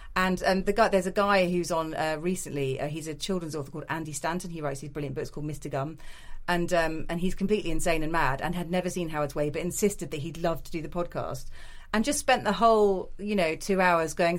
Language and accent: English; the Midlands, England, United Kingdom; I grew up in the Midlands